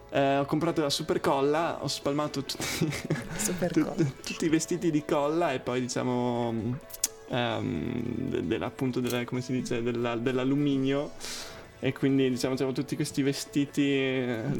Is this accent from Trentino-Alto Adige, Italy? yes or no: yes; Trento, Trentino-Alto Adige, Italy; moved away as an adult; also born or lived in Bologna; now in London, United Kingdom; Eh, nato e cresciuto a Trento, diciamo che negli ultimi anni mi sono spostato un po', ho fatto prima la tappetta a Bologna e adesso sono, sono, arrivato a Londra e sto facendo musica.